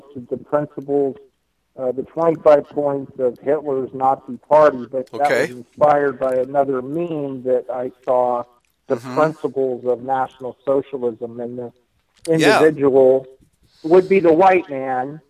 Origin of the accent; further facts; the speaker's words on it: United States; I'm an American boy